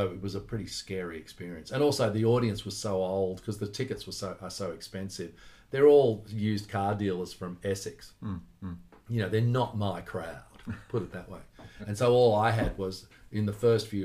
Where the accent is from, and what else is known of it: Australia; also born or lived in United Kingdom